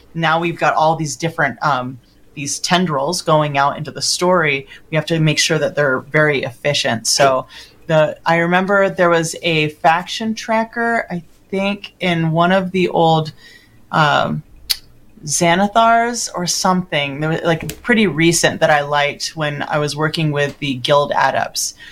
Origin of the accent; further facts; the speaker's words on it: Los Angeles, California, United States; I'm from Los Angeles.